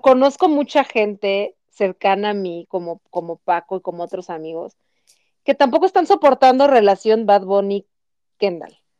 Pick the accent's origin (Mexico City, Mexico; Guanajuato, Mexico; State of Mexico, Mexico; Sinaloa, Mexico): Mexico City, Mexico; now in Guadalajara, Mexico; los chilangos somos no queridos en muchas partes de nuestra bella República Mexicana